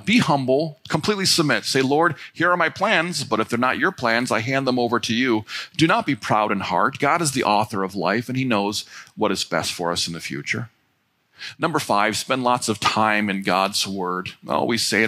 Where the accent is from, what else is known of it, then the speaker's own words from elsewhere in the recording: North Royalton, Ohio, United States; We grew up on Bennett Road right over here in North Royalton